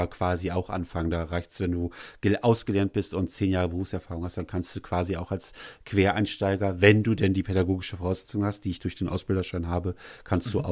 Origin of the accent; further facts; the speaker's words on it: Leverkusen, North Rhine-Westphalia, Germany; born there; ich bin ja, ich bin ja gebürtiger Leverkusen